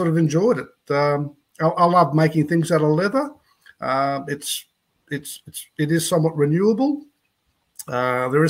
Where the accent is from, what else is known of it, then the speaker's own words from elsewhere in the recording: Gol Gol, New South Wales, Australia; moved away as an adult; I live in Golgol, which is a small town on the New South Wales side of the Murray River up here at Mildura